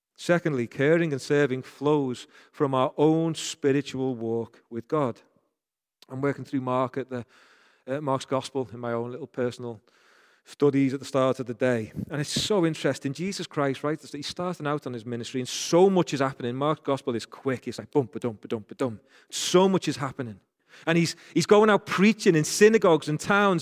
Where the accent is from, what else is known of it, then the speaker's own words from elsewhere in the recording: Rainhill, North West England, United Kingdom; accent: Rain Hill accent; I'm from Rain Hill, so people from Rain Hill say "Kerr" like